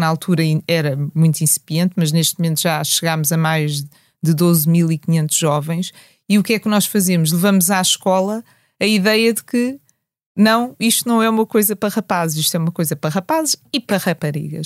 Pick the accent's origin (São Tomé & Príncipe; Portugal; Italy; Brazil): Portugal; nós nascemos em Portugal